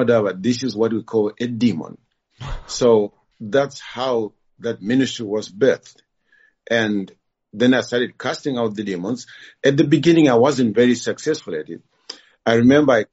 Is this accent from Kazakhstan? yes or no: no; Zimbabwe; moved away as an adult; now in Kyiv, Ukraine; I'm originally from Zimbabwe